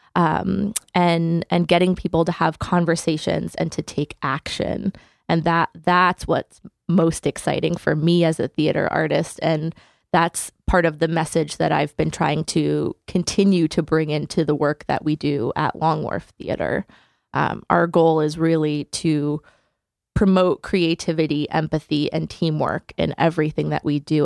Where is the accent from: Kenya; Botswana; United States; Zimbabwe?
United States; Hamden, Connecticut; I grew up in Hamden, Connecticut